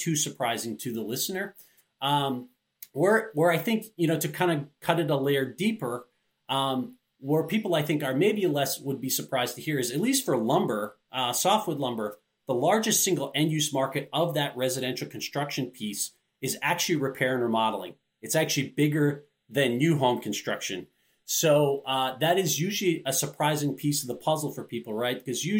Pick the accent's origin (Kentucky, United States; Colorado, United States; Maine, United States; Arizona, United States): Maine, United States; I grew up in Maine